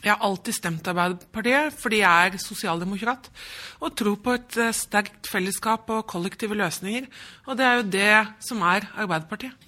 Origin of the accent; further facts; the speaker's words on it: Drammen, Buskerud, Norway; moved away as an adult; now in Stavanger, Norway; Jeg er jo født og oppvokst i Drammen